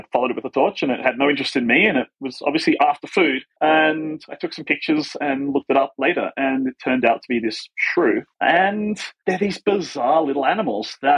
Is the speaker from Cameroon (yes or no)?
no; Australia; moved away as an adult; also born or lived in United States; when moving to the US, realize that there is some sort of like cultural knowledge that you assume as an Australian